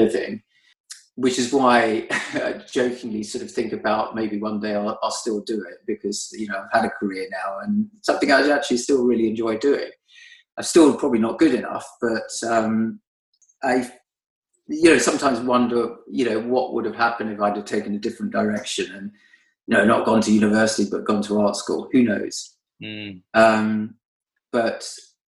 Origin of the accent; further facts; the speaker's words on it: London, United Kingdom; growing up in Northwest London, I was on my bike the whole time